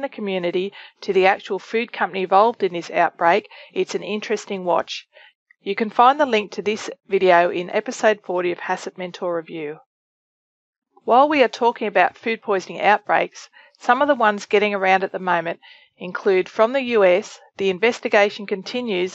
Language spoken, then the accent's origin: English; Australia; moved away; from my home country of Australia